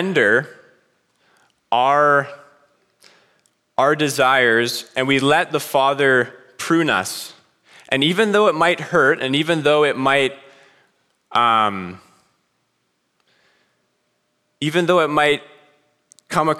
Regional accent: British Columbia, Canada; moved away as an adult; I'm from BC, we got nice mountains, and it's far away from here

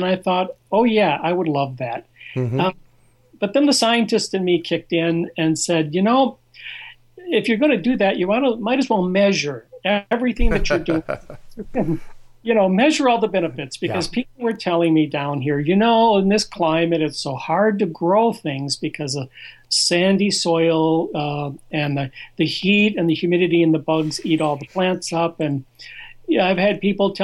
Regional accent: Iowa, United States; now in South Florida, United States; I was born and raised in Iowa

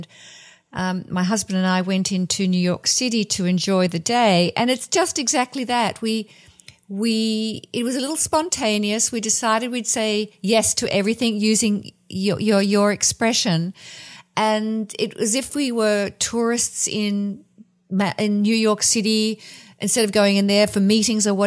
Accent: Australia; Growing up in Australia with a lot of heat waves

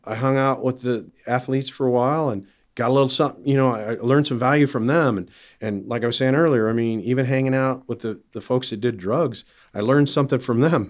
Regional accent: Iowa, United States; growing up in Iowa

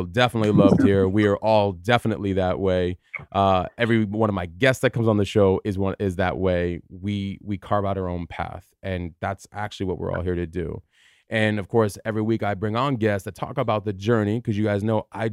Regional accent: Tucson, Arizona, United States; moved away as an adult; also born or lived in New York / New Jersey / Los Angeles; I stayed there for high school and college before moving

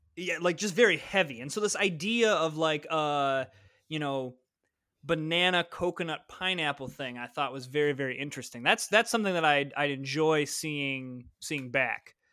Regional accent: Midwest, United States; I'm from the Midwest, and I got, got that A in there.

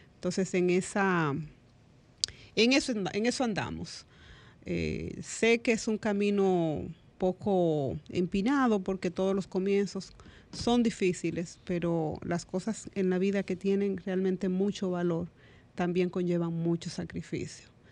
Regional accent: Dominican Republic; como dominicanos y dominicanas

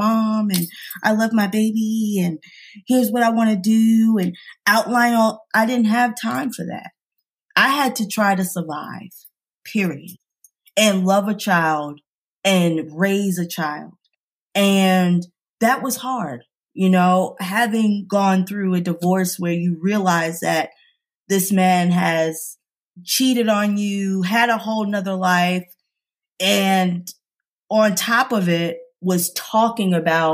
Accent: New York, United States; moved away; I'm from New York

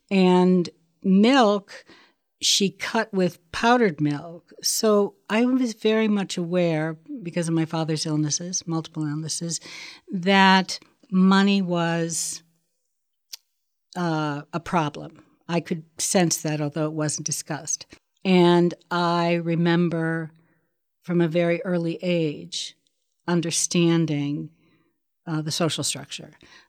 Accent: Sharon, Pennsylvania, United States; born there; I was born in Sharon, Pennsylvania.

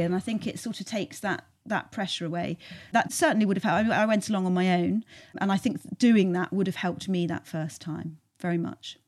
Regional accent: Cornwall, South West England, United Kingdom; also born or lived in Cardiff / London; now in South Somerset, United Kingdom; we're both from Cornwall originally

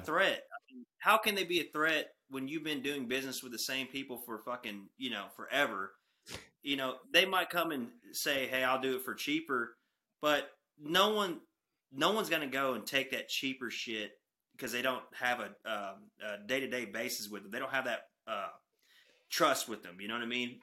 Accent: Texoma region, North Texas, United States; I'm from North Texas, Texoma region.

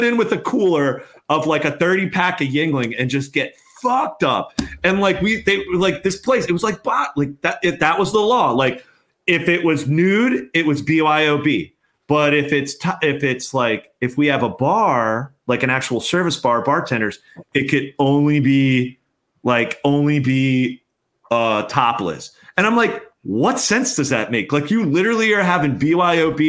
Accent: Reading, Pennsylvania, United States; growing up in Reading, PA

